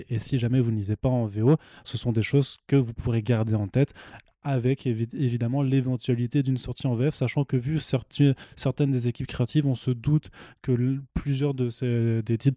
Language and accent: French; Italy; Non, je t'ai déjà dit, je suis italien, j'ai le droit.